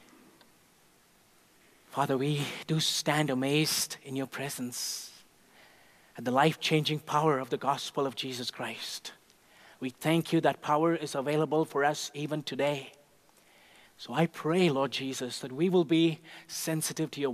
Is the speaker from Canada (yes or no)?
no; India; moved away; Growing up in India, even as a little boy